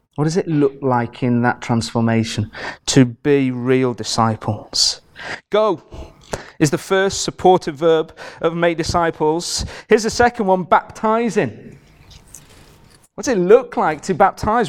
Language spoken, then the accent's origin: English; Carlisle, North West England, United Kingdom; I'm from Carlisle